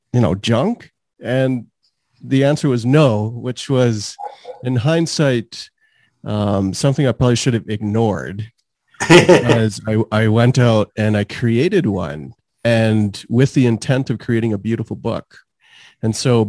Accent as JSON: {"language": "English", "town": "Calgary", "region": "Alberta", "country": "Canada", "tie": "born or raised there", "also_born_or_lived": "Trinidad", "said": "I've lived in Calgary for almost my whole life, so over 37 years around that, but I was born in Trinidad"}